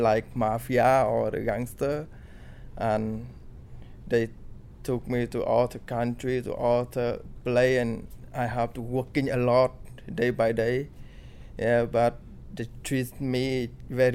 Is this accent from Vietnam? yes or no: yes; Vietnam; English is a second language; now in United Kingdom; I'm from Vietnam.